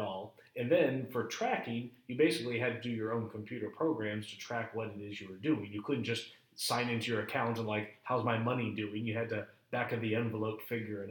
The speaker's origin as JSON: {"language": "English", "town": "Chicago", "region": "Illinois", "country": "United States", "tie": "born or raised there", "said": "I grew up in Chicago"}